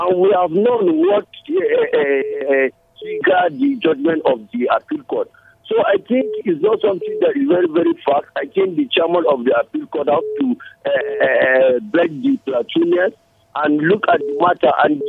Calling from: Plateau, Nigeria; I'm calling from Chicha and Chijongshot.

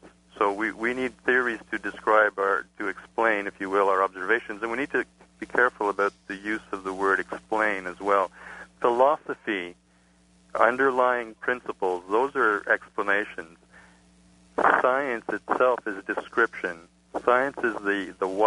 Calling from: Montreal, Quebec, Canada; I'm calling from Montreal

